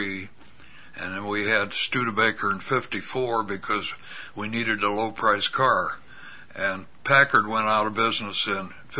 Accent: Pekin, Illinois, United States; Born and raised

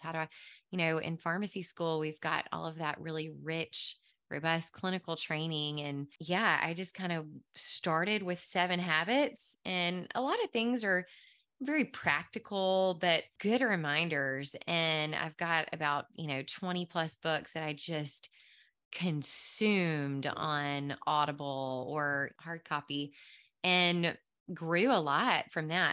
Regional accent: Mississippi Delta, United States; moved away as an adult; now in Nashville, United States; I grew up in the Mississippi Delta.

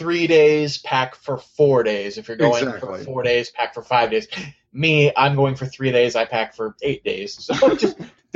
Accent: Santa Clarita, California, United States; See, I say that, but I'm from Santa Clarita, so I have no right to shit on Pasadena.

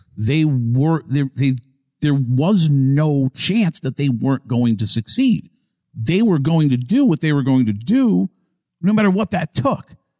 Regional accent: Massachusetts, United States; born or raised there; moved away as an adult; now in Tampa, United States

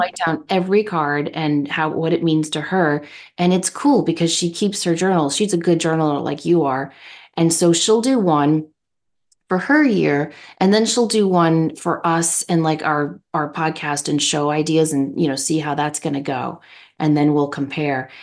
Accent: United States; I'm an American

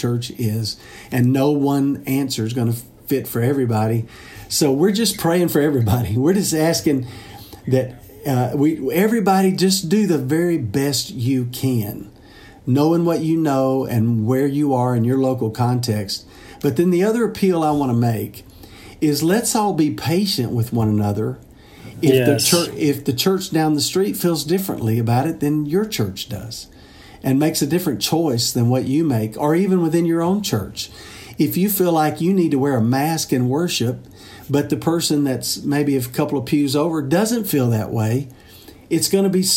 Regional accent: Mississippi, United States; now in Nashville, United States; Mississippi, my home state

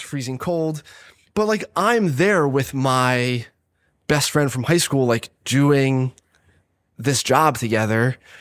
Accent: Catasauqua, Pennsylvania, United States; also born or lived in Philadelphia; I was from Allentown, basically, one of the suburbs of Allentown, Cattasauqua

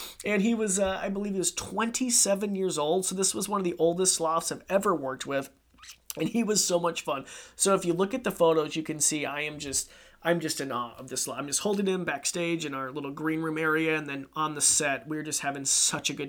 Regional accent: Idaho, United States; born and raised in Idaho, 28 years

